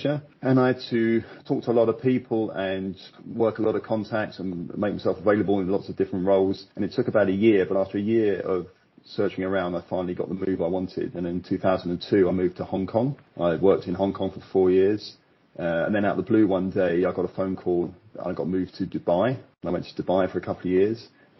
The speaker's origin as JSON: {"language": "English", "region": "London", "country": "United Kingdom", "moved": "as an adult", "lives_now": "China", "said": "I've been in China over 13 years now. I'm from London originally"}